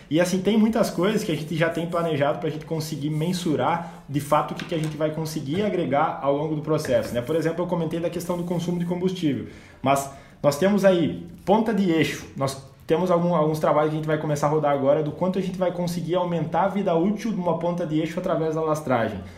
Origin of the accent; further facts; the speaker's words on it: Rio Grande do Sul, Brazil; moved away as an adult; Logo que eu vim do Rio Grande do Sul para cá, em 2018